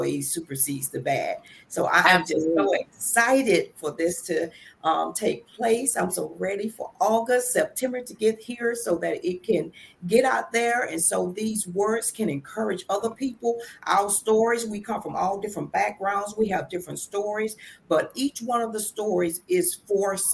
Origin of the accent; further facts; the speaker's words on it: Albany, Georgia, United States; now in Virginia, United States; I'm originally from Albany, Georgia. But Virginia is really my home now because I've been here over 30 years